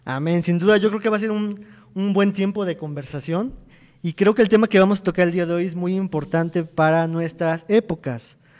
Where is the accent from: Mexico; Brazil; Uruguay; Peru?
Mexico; como mexicanos